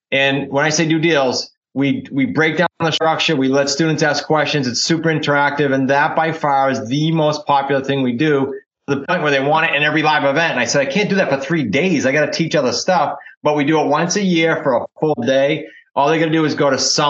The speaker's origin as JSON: {"language": "English", "region": "New England", "country": "United States", "accent": "New England", "said": "my New England accent"}